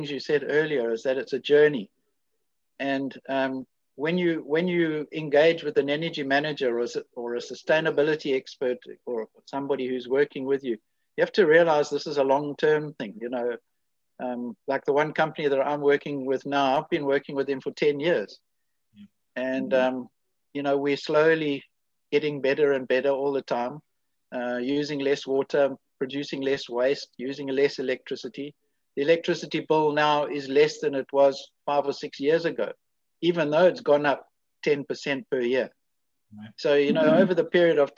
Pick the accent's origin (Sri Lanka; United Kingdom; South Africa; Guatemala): South Africa; me coming from South Africa